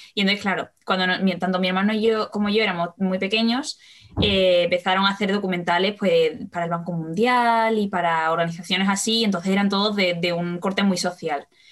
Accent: Seville, Andalusia, Spain; yo soy de Sevilla

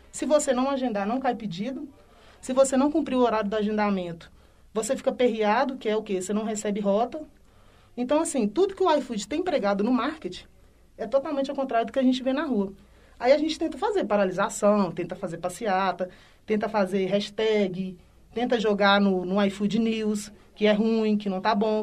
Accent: Belo Horizonte, Minas Gerais, Brazil; sou residente aqui de Belo Horizonte, moro na região do Barreiro.

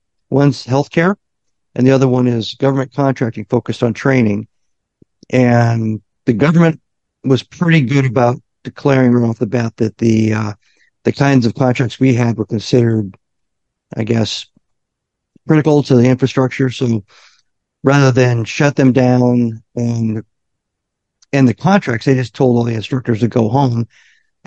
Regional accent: Omaha, Nebraska, United States; now in Virginia Beach, United States; I'm from Omaha.

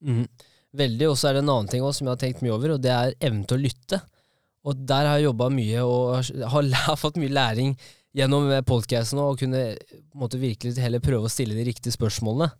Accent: Kongsvinger, Innlandet, Norway; Jeg er fra Kongsvinger òg

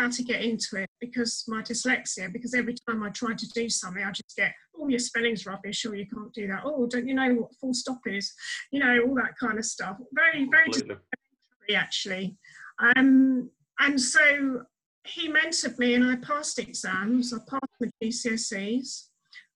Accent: Brighton, South East England, United Kingdom; moved away as an adult; now in Medway, United Kingdom; I'm originally from Brighton, but I live in Medway in Kent now.

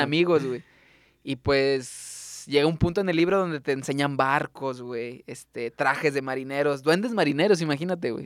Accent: Tuxpan, Nayarit, Mexico; now in Tepic, Mexico; yo crecí en Tuxpan

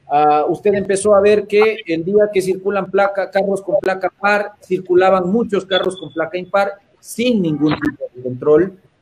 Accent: Ecuador; como ecuatorianos y buenos latinoamericanos

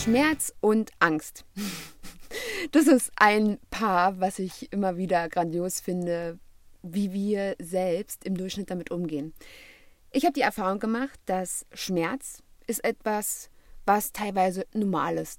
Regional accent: Germany; hier bei uns in Europa oder beziehungsweise ganz speziell in Deutschland

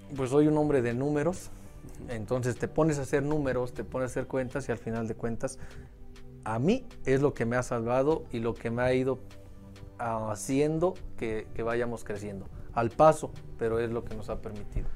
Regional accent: Mexico; somos mexicanos

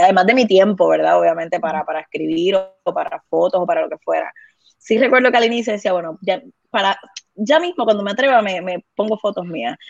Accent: Guaynabo, Puerto Rico; also born or lived in Bayamón / Vega Baja; yo soy de Guaynabo, la familia de mi mamá es de Guaynabo, la familia de mi papá es de Vega Baja

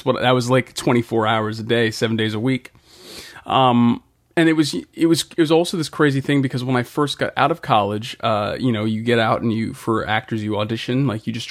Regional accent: Boston, Massachusetts, United States; I'm from Boston originally, Boston, Massachusetts.

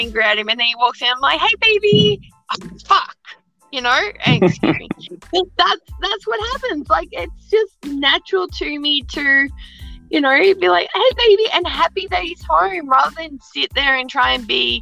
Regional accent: Australia; I'm Australian

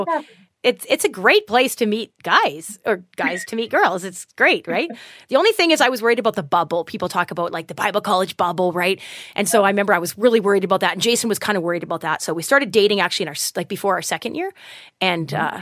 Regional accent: Edson, Alberta, Canada; I was born and raised in Edson, and I went away for school and came back to Edson.

